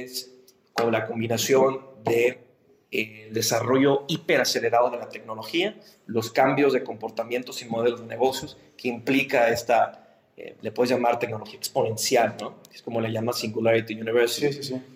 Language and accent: Spanish; Monterrey, Nuevo León, Mexico; como regios nos hablan mucho de nuestra identidad